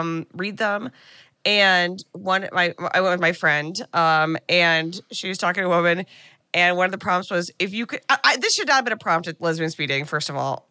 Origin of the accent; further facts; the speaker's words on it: United States; as an American